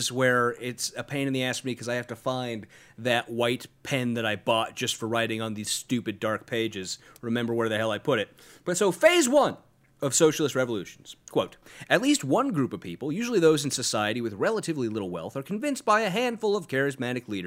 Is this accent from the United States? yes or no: yes; Sacramento, California, United States; I'm from Sacramento